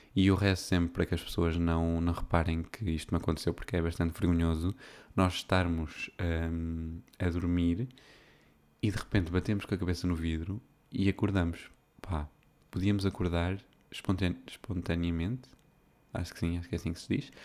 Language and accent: Portuguese; Viseu, Portugal; now in Porto, Portugal; a festa da minha uh, terra. É? tipo, aquilo é uma localidade de Viseu